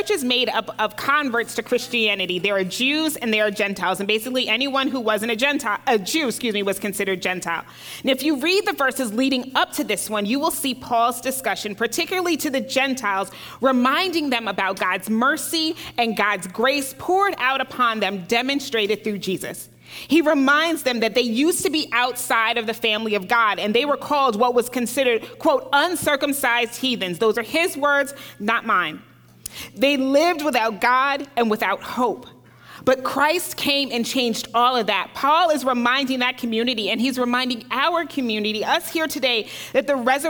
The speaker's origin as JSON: {"language": "English", "region": "New Jersey", "country": "United States", "also_born_or_lived": "Duke Seminary, North Carolina", "moved": "yes", "said": "I was from New Jersey"}